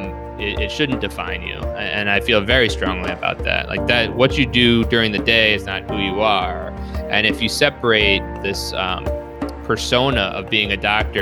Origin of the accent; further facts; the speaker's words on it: New York City, New York, United States; moved away as an adult; also born or lived in Long Island, New York / Syracuse, New York / Chicago, Illinois; now in Buffalo, United States; So I actually grew up in Queens, the New York City area